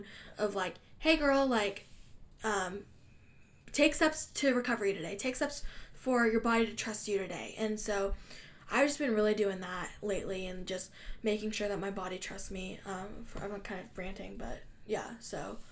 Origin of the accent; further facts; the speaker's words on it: Russia; I'm from Russia